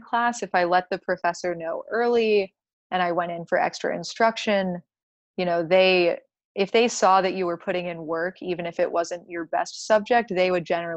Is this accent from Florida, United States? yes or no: yes; Gainesville, Florida, United States; also born or lived in Georgia / Colorado; I am from Gainesville. My parents live here